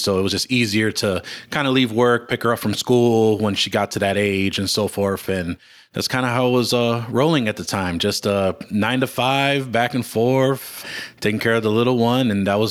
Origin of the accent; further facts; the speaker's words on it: Chicago, Illinois, United States; So, you know, I was born and raised in Chicago. Humboldt Park is the neighborhood that I grew up in. At the time, it was probably one of the three worst neighborhoods in Chicago.